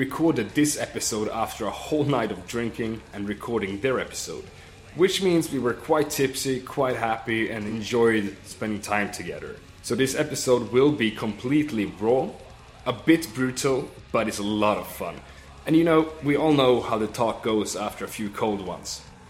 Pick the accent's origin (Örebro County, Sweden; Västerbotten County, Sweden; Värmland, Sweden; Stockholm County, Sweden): Värmland, Sweden; Sunne; moved away; I went home to Karlstad, very close by to my hometown, Sunne